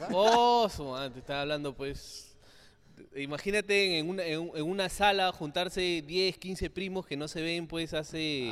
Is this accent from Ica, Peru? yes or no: yes; Chincha Alta, Ica, Peru; yo soy del sur, soy de Chincha.